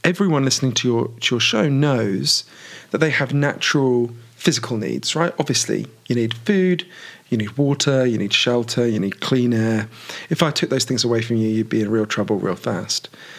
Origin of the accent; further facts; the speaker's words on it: United Kingdom; obviously I'm British